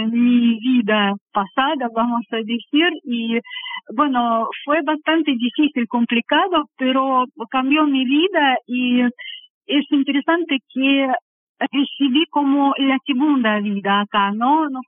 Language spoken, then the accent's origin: Spanish; Volgograd, Volgograd Oblast, Russia; Spanish is a second language; moved away as an adult; now in Uruguay; De sur de Rusia, soy de Volgogrado. Es una ciudad bastante famosa, es pasado Stalingrado, que es muy conocida por la batalla.